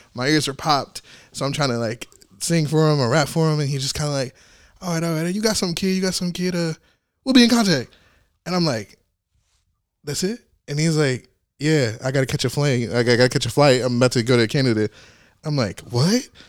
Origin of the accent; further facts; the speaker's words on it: Arkansas, United States; moved away; I'm from Arkansas.